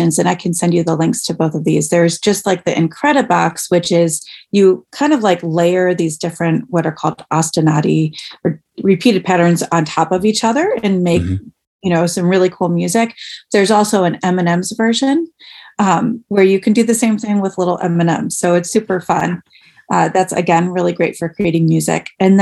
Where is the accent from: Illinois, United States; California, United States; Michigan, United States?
Michigan, United States; moved away as an adult; now in Ohio, United States; I grew up in Michigan, and I went to college in Michigan.